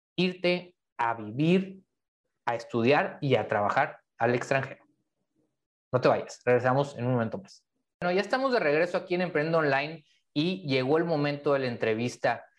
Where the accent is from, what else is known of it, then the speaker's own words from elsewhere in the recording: Mexico; los que somos mexicanos